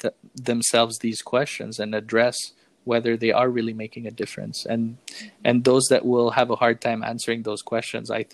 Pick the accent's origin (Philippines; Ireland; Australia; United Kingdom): Philippines; As a Filipino